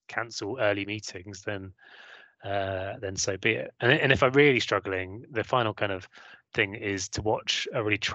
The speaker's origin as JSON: {"language": "English", "area": "Hampshire", "region": "South East England", "country": "United Kingdom", "tie": "born or raised there", "accent": "southern", "moved": "yes", "lives_now": "Midlands, United Kingdom", "said": "I came from pretty average family, you know, I guess lower middle class in Hampshire, two working parents"}